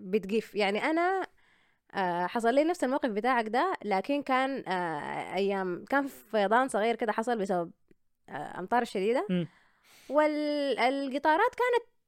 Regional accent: Sudan; وبتحس انه انا طلعت من السودان

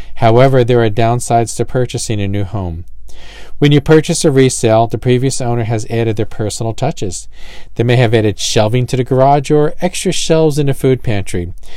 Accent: New Jersey, United States; I'm from Jersey

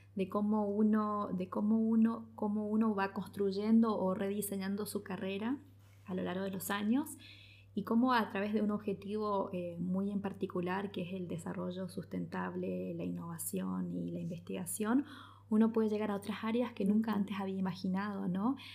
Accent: El Dorado, Misiones, Argentina; also born or lived in Posadas; yo soy del Dorado

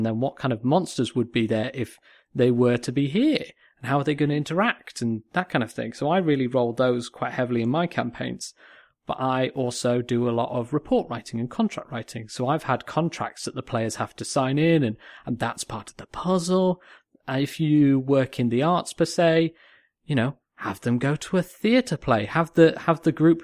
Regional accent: Manchester, North West England, United Kingdom; accent: Northern; also born or lived in Cheshire; I'm from Manchester, you know, we're from Cheshire. We know Northern accents

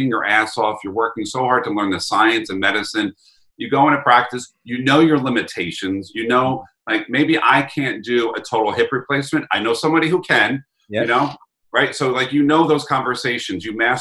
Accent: New York, United States; accent: New York; my New York accent

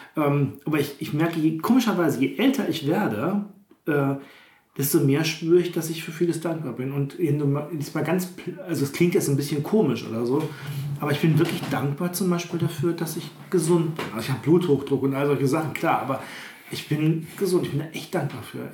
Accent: Witten, North Rhine-Westphalia, Germany; ich komme ja, eh, also ich will nicht sagen aus einer Stadt, Witten ist ja jetzt keine Großstadt oder so, aber ich bin doch überhaupt nicht auf dem Bauernhof aufgewachsen

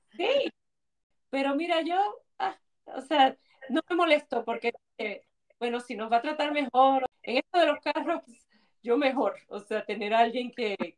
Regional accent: Puerto Rico; somos puertorriqueños

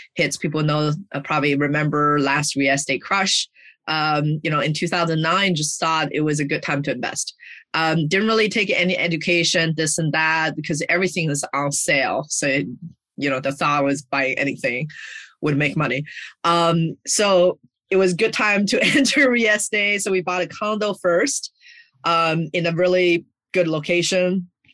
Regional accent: China; moved away; I grew up in China

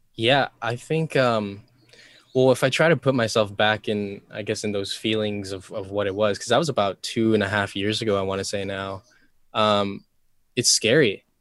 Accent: Molokai, Hawaii, United States; also born or lived in Oahu; I grew up on Molokai, which is, I mean, it's very, very tiny island here in Hawaii

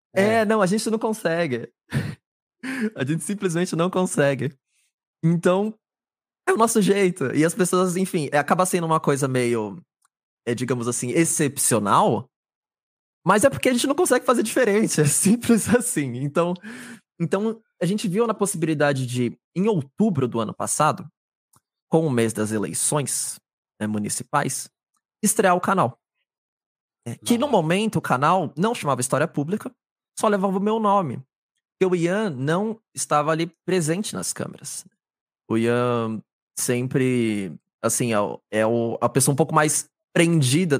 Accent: São Paulo, Brazil; sou aqui da cidade de São Paulo, capital

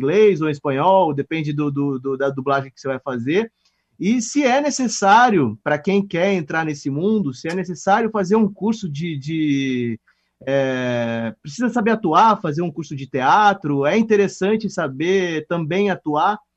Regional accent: Votuporanga, São Paulo, Brazil; also born or lived in São José do Rio Preto; eu sou natural de Votuporanga.

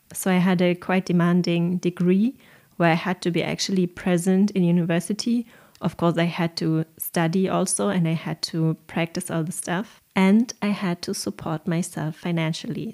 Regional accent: Germany; accent: German; English is a second language; my horrible German accent in English

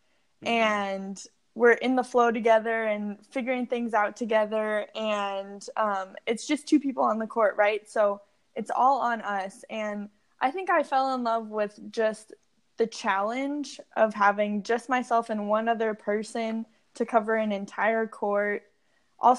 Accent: San Diego, California, United States; I grew up in San Diego, California

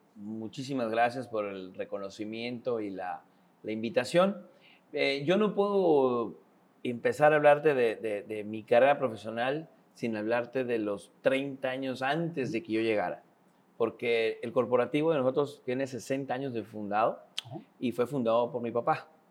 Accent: Tabasco, Mexico; also born or lived in Yucatán; now in Mérida, Mexico; el estado de Tabasco, del cual soy oriundo

